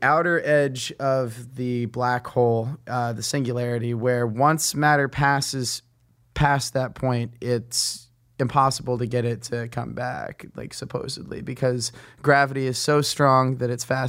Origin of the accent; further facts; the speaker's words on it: Hawaii, United States; born there; also born or lived in Guatemala City, Guatemala / Buenos Aires, Argentina; Well, my dad was in the Army, and so I was born in Hawaii, and we moved around a lot because of that. I lived in Guatemala from 1990 to 1992.